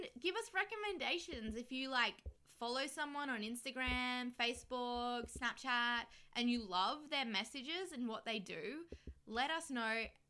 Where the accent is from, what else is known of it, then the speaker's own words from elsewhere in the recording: Australia; because we're Australian.